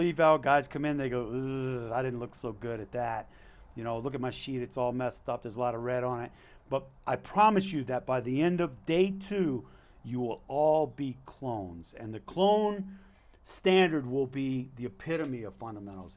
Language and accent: English; Alaska, United States; I'm not a resident. I'm from Alaska.